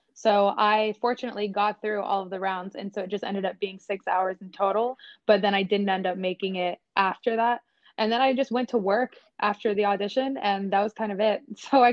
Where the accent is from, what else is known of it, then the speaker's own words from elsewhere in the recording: Atlanta, Georgia, United States; moved away as an adult; But I am from Atlanta.